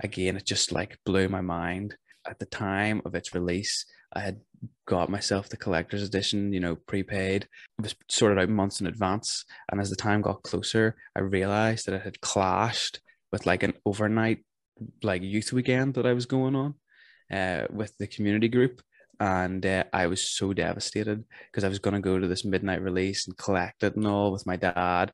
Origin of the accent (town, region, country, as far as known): Northern Ireland, United Kingdom